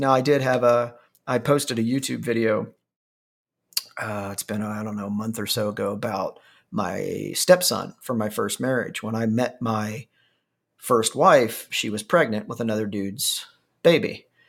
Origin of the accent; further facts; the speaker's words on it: Ohio, United States; moved away; I grew up on Miracle Whip in, in, in Ohio